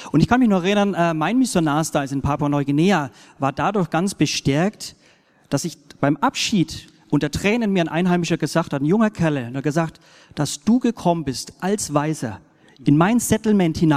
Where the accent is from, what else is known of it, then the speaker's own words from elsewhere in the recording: Germany; als ein Deutscher, sage ich mal, sehe ich vielleicht die blinden Flecke in der Kultur.